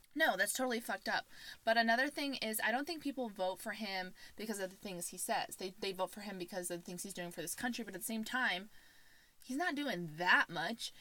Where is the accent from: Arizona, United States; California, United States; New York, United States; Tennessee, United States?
Arizona, United States; also born or lived in Indiana; I was born in Indiana. I moved to Arizona when I was a ten.